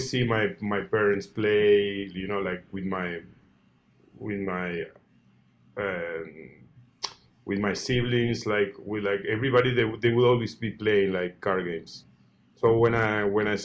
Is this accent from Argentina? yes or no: yes; small city 45 minutes from Buenos Aires, Buenos Aires Province, Argentina; English is a second language; I was born in Buenos Aires, like the capital. But when I was 1 year and a half, I moved to small city, you know, like 100,000 inhabitants, but like 45 minutes away from the capital.